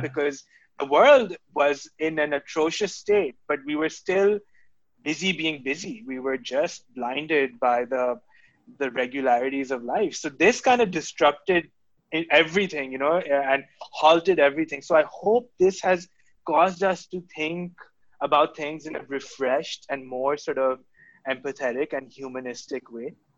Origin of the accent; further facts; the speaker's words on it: Karachi, Sindh, Pakistan; the house that I grew up in in Gulshan Iqbal